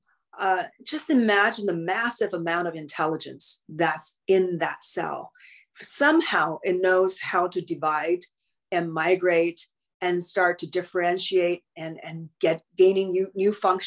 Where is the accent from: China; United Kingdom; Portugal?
China; now in Los Angeles, United States; growing up in China